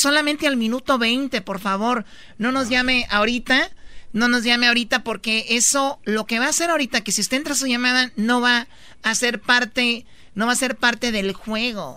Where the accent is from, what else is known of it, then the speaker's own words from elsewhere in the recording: Mexico; Somos latinos, somos mexicanos